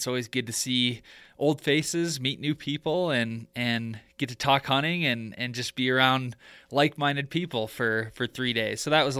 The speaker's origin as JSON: {"language": "English", "region": "Michigan", "country": "United States", "said": "I'm originally from Michigan, and I feel like Colorado's kind of like the best of all worlds."}